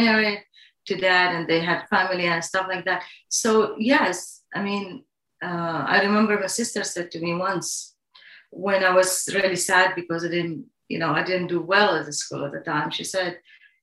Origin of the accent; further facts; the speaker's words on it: Saudi Arabia; English is a second language; moved away as an adult; also born or lived in England; now in New York City, United States; growing up in Saudi Arabia as a girl